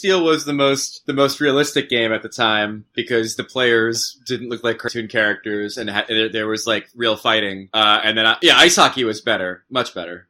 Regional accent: Matawan, New Jersey, United States; growing up in Matawan in central Jersey

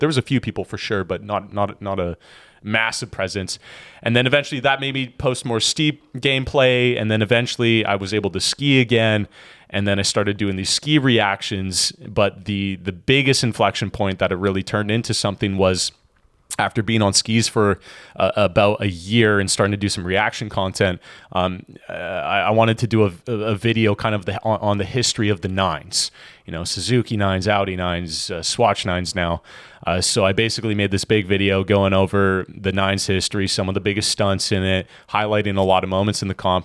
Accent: Edmonton, Alberta, Canada; moved away as an adult; now in Kelowna, Canada; originally born and raised in Edmonton, Alberta

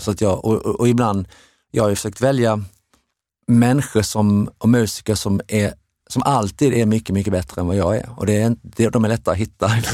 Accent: Sweden; vi var från Sverige

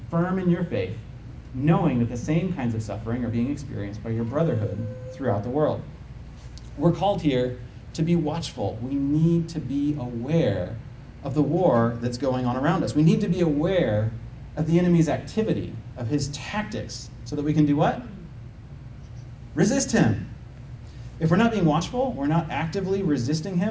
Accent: United States; as an American citizen

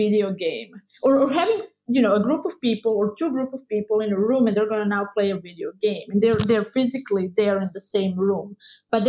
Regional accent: Croatia; I grew up in Croatia

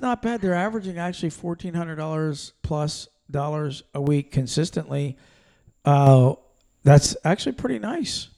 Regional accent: Pennsylvania, United States; moved away; we're from Pennsylvania originally

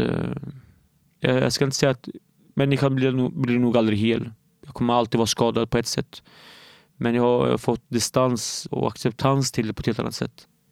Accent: Norrköping, Östergötland, Sweden; also born or lived in Derik, Syria; jag är uppvuxen i Norrköping

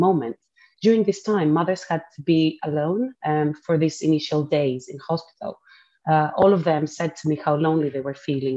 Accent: Athens, Attica, Greece; moved away as an adult; also born or lived in Cambridge, United Kingdom; now in London, United Kingdom; I finished medical school back in Athens in my hometown in Greece.

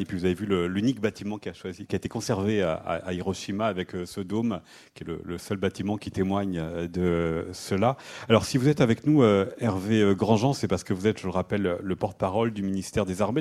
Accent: France; chez nous en France

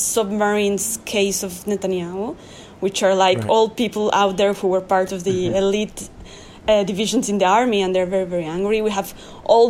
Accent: Mexico; now in Israel; I came from a country. I'm from Mexico.

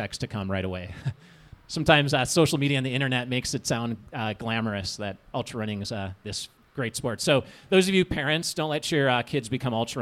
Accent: Minnesota, United States; I grew up in Minnesota

